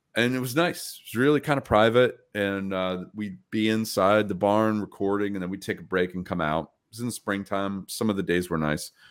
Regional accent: Troy, New York, United States; my hometown

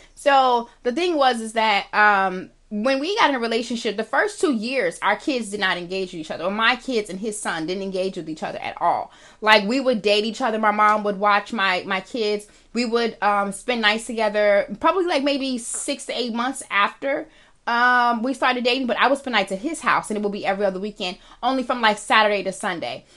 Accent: United States; I am African American

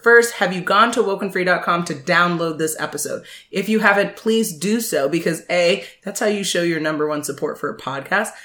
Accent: Jamaica; I'm very Jamaican

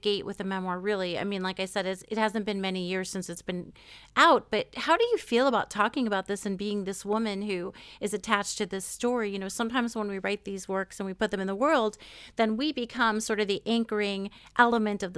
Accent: United States; as an American

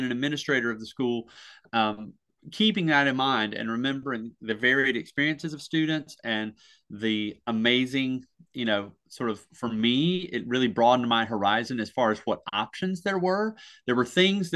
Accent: Surry County, North Carolina, United States; I come from a very small county. I come from Surrey County.

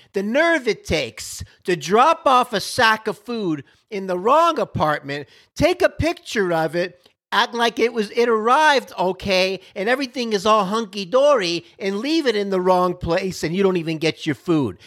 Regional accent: Miami, Florida, United States; now in Dallas, United States; I'm from Miami, Florida. I'm a Miami Dolphin fan by default, even though I'm out here in Dallas

